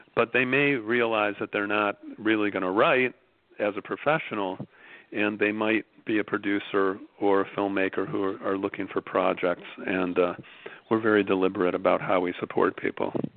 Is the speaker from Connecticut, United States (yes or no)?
no; Chicago, Illinois, United States; moved away as an adult; now in Venice, Los Angeles, United States; I'm from Chicago, uh, knew my precinct captain growing up